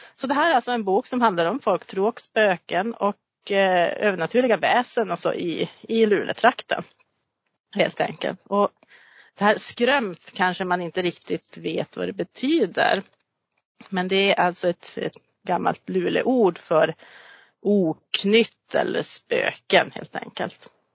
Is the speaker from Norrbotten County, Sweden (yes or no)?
yes; Gammelstad, Norrbotten County, Sweden; jag är uppvuxen i Gammelstad också